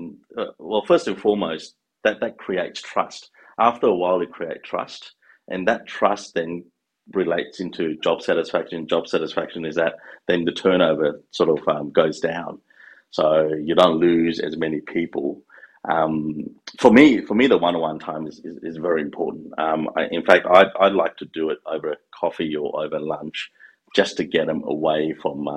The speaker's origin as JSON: {"language": "English", "region": "Queensland", "country": "Australia", "also_born_or_lived": "Malaysia", "second_language": "English", "said": "I'm a Queenslander through and through"}